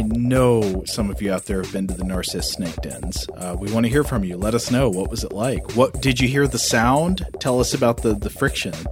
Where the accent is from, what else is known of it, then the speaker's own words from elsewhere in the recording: Tennessee, United States; I grew up in Tennessee around a lot of Eastern garter snakes